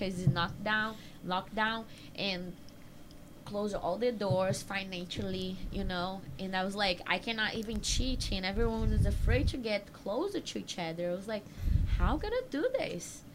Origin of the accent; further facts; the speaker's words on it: Maranhão, Brazil; English is a second language; moved away; I'm from Maranhão